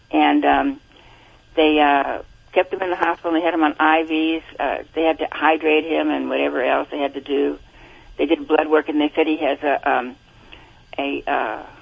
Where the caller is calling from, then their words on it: Buena Park, California, United States; Uh, Buena Park, California.